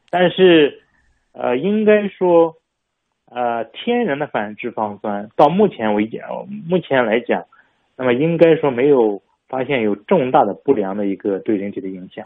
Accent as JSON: {"language": "Chinese", "country": "China", "said": "我们中国人"}